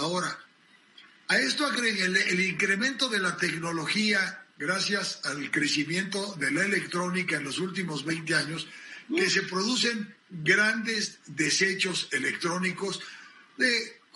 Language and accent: Spanish; United States; porque yo soy norteamericano